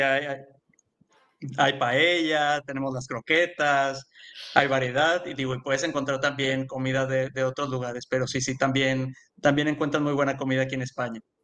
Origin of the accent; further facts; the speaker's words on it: Mexico; yo soy de México también